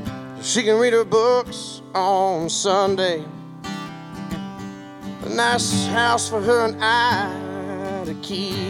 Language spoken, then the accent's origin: English; Chattanooga, Tennessee, United States; accent: a little bit of a southern accent; also born or lived in Taunton, Massachusetts; I'm from Chattanooga. However, I was born in Taunton, Massachusetts, which is about an hour south of Boston. Family moved down here when I was 2.